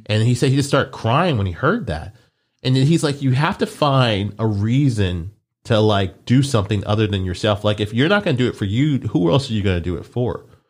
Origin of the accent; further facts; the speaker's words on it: Omaha, Nebraska, United States; moved away; I was born there. I was born in Omaha